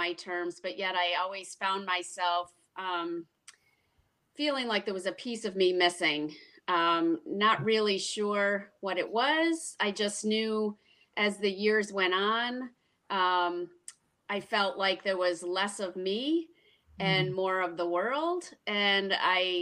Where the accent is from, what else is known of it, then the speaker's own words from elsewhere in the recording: Rochester, New York, United States; now in Webster, United States; I was born and raised in Rochester, New York